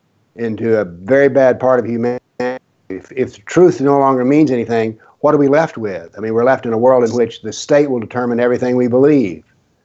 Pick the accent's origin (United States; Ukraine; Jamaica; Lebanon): United States; I'm an American, and talking to you from America, the States